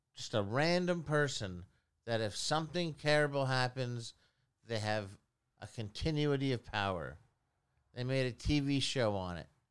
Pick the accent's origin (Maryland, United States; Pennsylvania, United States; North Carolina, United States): Pennsylvania, United States; Philadelphia; I was born in nineteen seventy-seven in Philadelphia